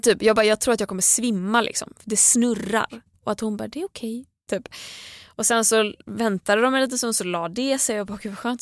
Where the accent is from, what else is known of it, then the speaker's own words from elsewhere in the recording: Gothenburg, Västra Götaland, Sweden; moved away; jag var ju hemma i Göteborg, i Tåhult, över West Pride